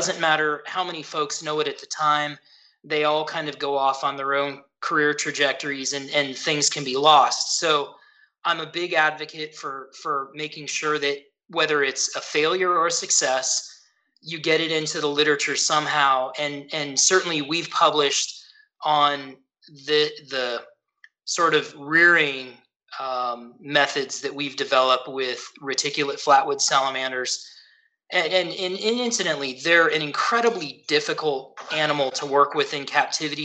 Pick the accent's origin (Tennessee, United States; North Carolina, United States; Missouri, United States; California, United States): California, United States; Santa Cruz Mountains; I grew up in the Santa Cruz Mountains of California.